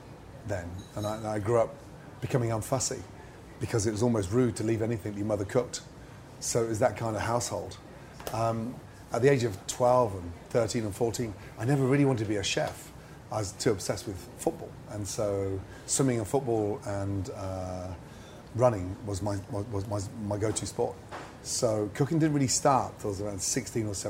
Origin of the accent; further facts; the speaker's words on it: Stratford-upon-Avon, West Midlands, United Kingdom; also born or lived in Scotland; I only lived in Scotland until I was five, and the majority of my childhood was Stratford-upon-Avon